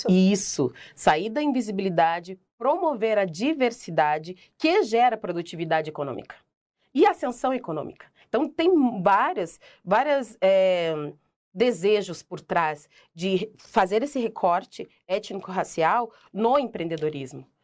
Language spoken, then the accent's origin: Portuguese; Curitiba, Paraná, Brazil; Sou curitibana, mas ninguém aqui me conhece.